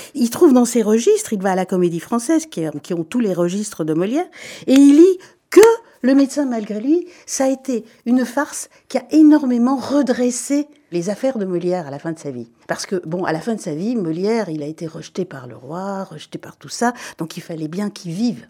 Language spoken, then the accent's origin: French; Belgium; je suis belge et je le revendique